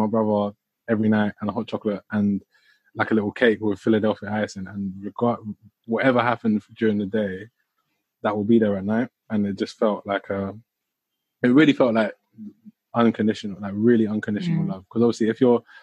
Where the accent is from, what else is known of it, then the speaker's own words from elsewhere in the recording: Croydon, London, United Kingdom; I'm from Croydon